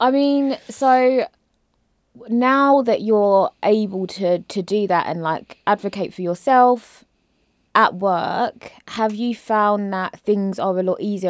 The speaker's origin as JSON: {"language": "English", "region": "London", "country": "United Kingdom", "said": "I'm from Peckham"}